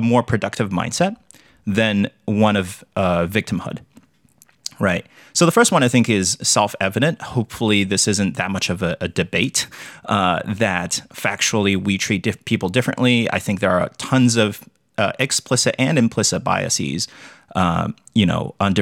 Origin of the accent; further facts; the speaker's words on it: China; moved away as an adult; now in United States; I grew up in China